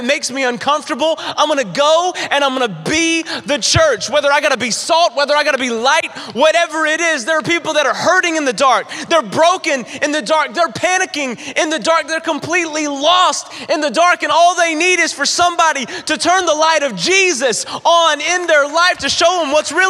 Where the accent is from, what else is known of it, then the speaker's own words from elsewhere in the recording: North Carolina, United States; I grew up in the South. I grew up in North Carolina. That's where I'm from.